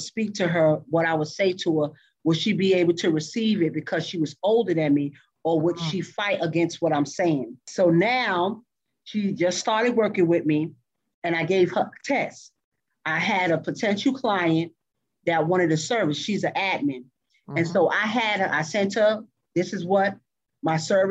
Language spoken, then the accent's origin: English; New York, United States; moved away as an adult; now in Texas, United States; I'm from New York.